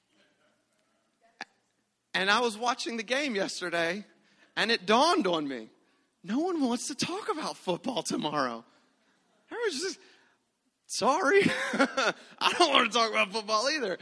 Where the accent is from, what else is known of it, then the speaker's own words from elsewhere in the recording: Louisiana, United States; growing up in Louisiana as a Louisiana boy